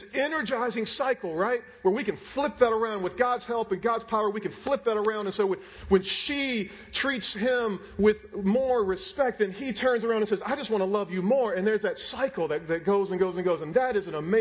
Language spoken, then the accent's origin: English; Raleigh, North Carolina, United States; moved away; I'm from Raleigh. My parents are there.